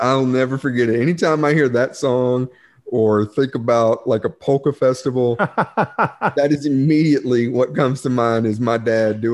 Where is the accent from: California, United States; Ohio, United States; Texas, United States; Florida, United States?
Texas, United States; Corsicana; I come from Corsicana, and just north of Corsicana is a little town called Ennis